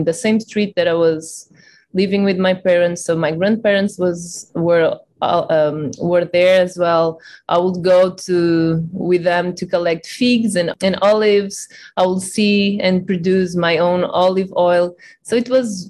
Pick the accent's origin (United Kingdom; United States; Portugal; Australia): Portugal; I was born and raised in a really small village in Portugal